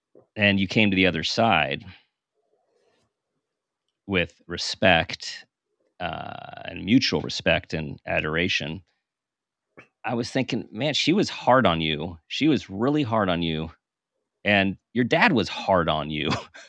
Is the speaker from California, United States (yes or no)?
yes; California, United States; I'm from California.